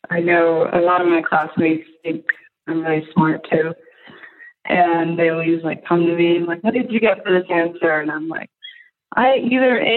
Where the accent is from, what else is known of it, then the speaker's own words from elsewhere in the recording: Arizona, United States; So my parents, uh, they're from, but we're from the Navajo Nation, which is a reservation that's in like Mexico, mostly Arizona.